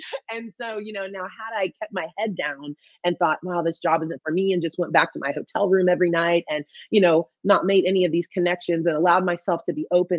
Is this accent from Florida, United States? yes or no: yes; Bradenton, Florida, United States; now in Ventura, United States; I am from Florida, from Bradenton, Florida